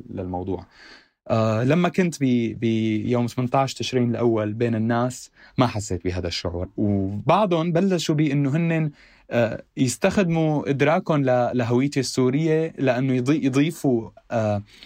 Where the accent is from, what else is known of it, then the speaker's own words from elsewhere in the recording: Syria; accent: Syrian; moved away as an adult; now in Beirut, Lebanon; انا سوري